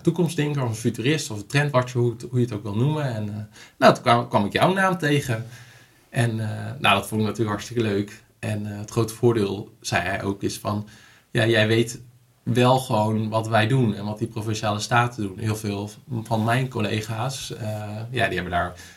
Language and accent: Dutch; Sappemeer, Groningen, Netherlands; also born or lived in Hoogezand; En ik ben opgegroeid in, eh, in Sappemeer, geboren in Hoge Zand